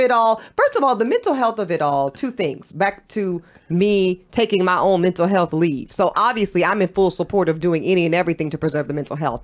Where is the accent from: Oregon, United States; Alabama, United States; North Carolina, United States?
North Carolina, United States; I'm from North Carolina